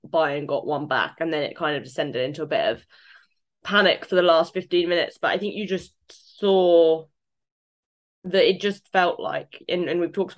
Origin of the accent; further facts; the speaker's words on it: United Kingdom; me being British